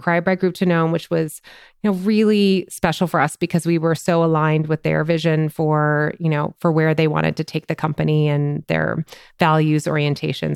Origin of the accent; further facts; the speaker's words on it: Minnesota, United States; moved away as an adult; also born or lived in upstate New York; I'm a Minnesotan. I grew up in Minnesota